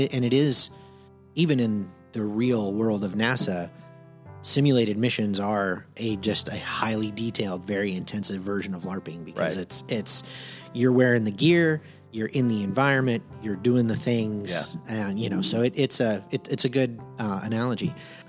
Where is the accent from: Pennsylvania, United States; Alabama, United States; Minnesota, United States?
Alabama, United States; Phil Campbell; also born or lived in Miami; A lot of time I split between, Miami, Florida and a town in Northwest Alabama called Phil Campbell.